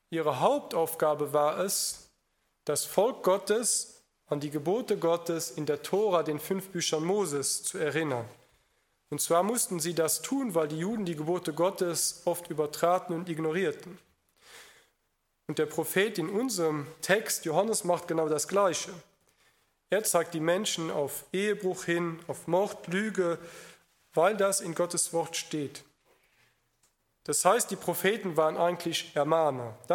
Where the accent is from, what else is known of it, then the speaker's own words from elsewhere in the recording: Luxembourg; im Gegensatz zu vielen Deutschen oder in meinem Heimatland Luxemburg, dass er das schon mal begriffen hat